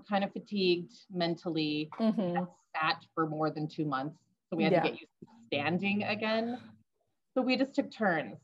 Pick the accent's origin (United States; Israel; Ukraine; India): United States; Northern California; now in Boise, United States; I grew up in Northern California